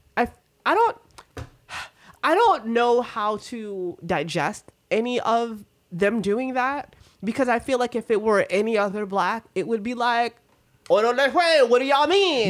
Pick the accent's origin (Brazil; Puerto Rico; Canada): Puerto Rico; moved away; growing up in Puerto Rico, like on a farm